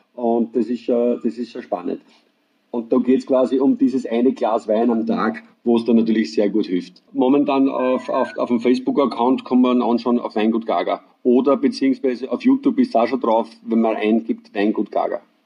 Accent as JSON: {"language": "German", "town": "Deutschkreuz", "region": "Burgenland", "country": "Austria", "said": "Ich komme aus dem schönen Mittelburgenland, äh, genauer gesagt aus dem schönen Weinort Deutschkreuz"}